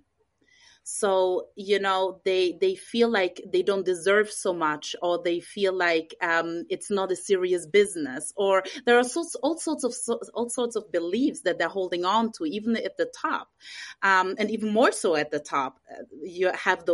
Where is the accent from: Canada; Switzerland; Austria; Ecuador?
Austria; moved away as an adult; also born or lived in Israel / England / Vienna; now in United States; I was born in Israel. I grew up in Austria. I lived a big part of my life in England. And 7 years ago, I moved to the States